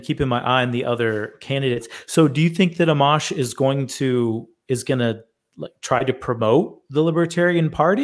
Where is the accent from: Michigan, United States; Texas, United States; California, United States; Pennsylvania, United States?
Michigan, United States; moved away; I'm originally from Michigan, and I have family that lives there